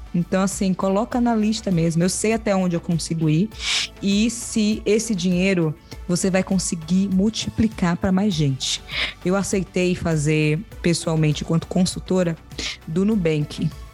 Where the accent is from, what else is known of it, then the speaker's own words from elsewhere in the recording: Salvador, Bahia, Brazil; Eu nasci em periferia, em Salvador.